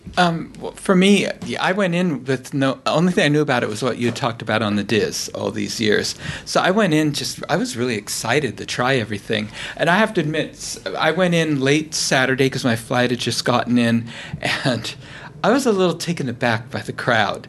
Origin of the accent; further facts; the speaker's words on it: California, United States; I'm from California, so I'm used to fresh seafood